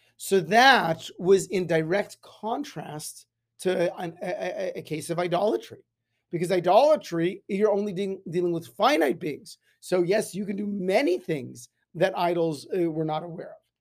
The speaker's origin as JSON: {"language": "English", "town": "Las Vegas", "region": "Nevada", "country": "United States", "tie": "born or raised there", "said": "growing up in Las Vegas, the sun is very powerful"}